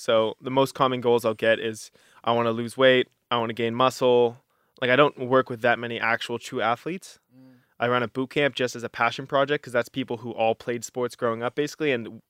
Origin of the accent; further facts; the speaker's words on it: Halifax, Nova Scotia, Canada; my favorite place in the world is Halifax, Nova Scotia. Mm-hmm. You know, it's my hometown. It's where I was raised. It's where I was born.